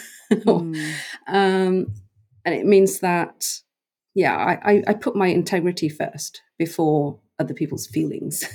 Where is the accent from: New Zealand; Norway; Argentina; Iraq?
Norway; moved away as an adult; also born or lived in United Kingdom; I grew up in Norway on an island off the west mm. coast